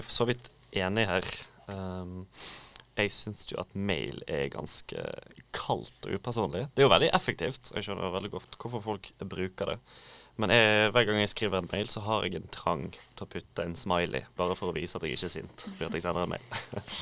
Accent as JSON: {"language": "Norwegian", "town": "Bergen", "region": "Vestland", "country": "Norway", "said": "kommer fra regnbyen Bergen"}